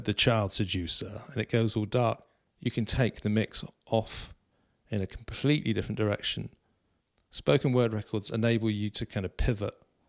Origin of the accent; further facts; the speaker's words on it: South West England, United Kingdom; because of my background, because I'm from Cornwall